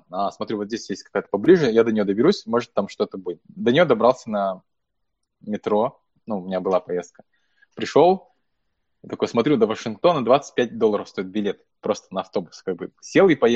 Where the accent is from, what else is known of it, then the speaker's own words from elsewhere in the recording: Buryatia, Russia; now in United States; ну, вообще классно, что я бурят, и классно, что у нас есть сообщество бурятов